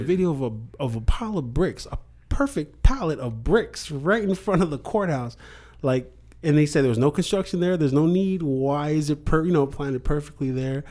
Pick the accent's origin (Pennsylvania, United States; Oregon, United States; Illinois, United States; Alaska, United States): Alaska, United States; moved away; I grew up in Alaska